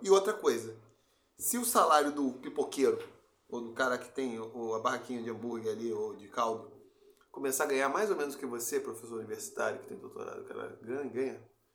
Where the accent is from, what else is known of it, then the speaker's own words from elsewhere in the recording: Campo Grande, Rio de Janeiro, Brazil; quando eu saí de Campo Grande fui estudar no Cefet